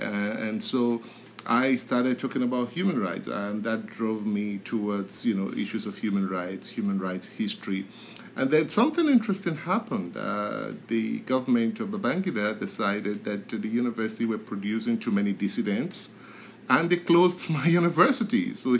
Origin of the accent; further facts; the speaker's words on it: Nigeria; moved away; I'm originally from Nigeria.